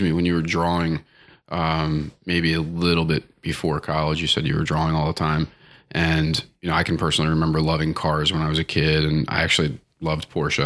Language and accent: English; Baltimore, Maryland, United States; I grew, I grew up around Baltimore